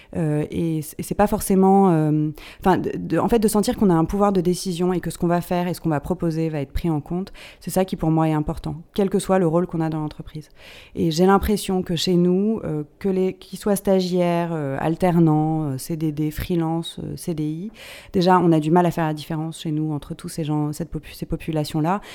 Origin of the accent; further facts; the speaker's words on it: Paris, Île-de-France, France; je suis une Parisienne, j'ai grandi à Paris, euh, j'ai tout fait à Paris